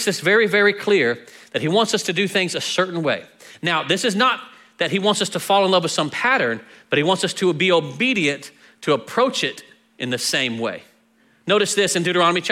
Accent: Texas, United States; we're from Texas.

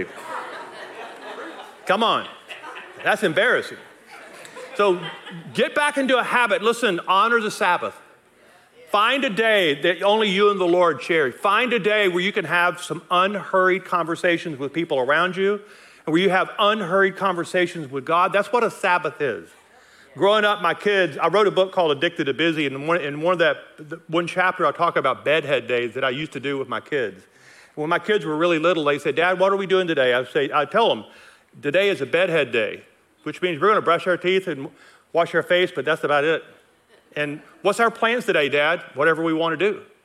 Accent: Logansport, Louisiana, United States; moved away as an adult; also born or lived in Nacogdoches, Texas; now in Colorado, United States; I was raised over here in Logansport, Louisiana, not far from here

